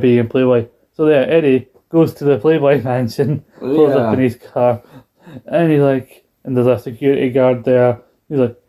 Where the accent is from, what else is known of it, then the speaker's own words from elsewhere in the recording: United Kingdom; as a British person we don't watch, we don't celebrate Thanksgiving